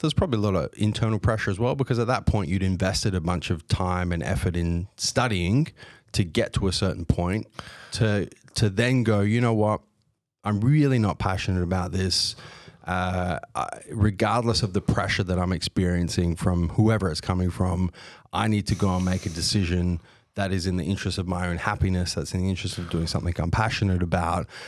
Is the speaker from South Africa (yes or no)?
no; Australia; I was born here, I was raised here, but on both sides of my family, I've got European descent.